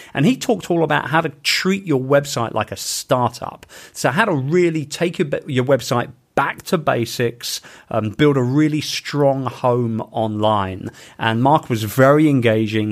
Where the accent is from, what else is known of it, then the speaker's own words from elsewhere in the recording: London, United Kingdom; moved away; in my home town of London in the U K